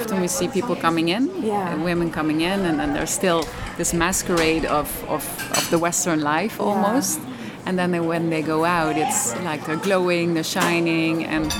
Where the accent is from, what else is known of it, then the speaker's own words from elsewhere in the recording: Netherlands; English is a second language; moved away as an adult; also born or lived in Cambodia / India; now in Thailand; I'm originally from the Netherlands, but I've been living abroad for a couple of years now already. Because before this, in Thailand, I'm living here since 2.5 years.